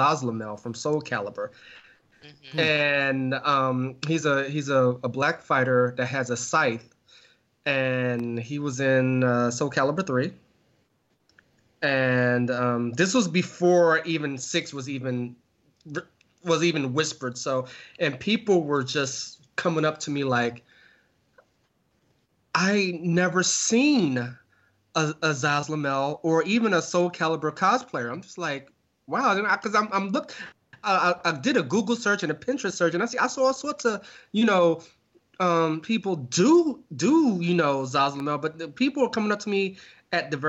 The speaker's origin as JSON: {"language": "English", "town": "New York City", "region": "New York", "country": "United States", "tie": "born or raised there", "said": "growing up in New York."}